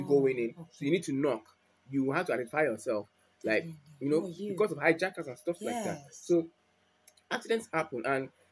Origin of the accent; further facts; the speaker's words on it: Nigeria; I'm a Nigerian